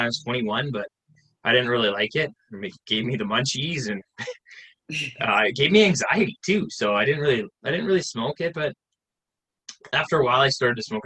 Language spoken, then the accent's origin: English; Salmon Arm, British Columbia, Canada; I'm actually from Canada, little town of 18,000 people called Salmon Arm in British Columbia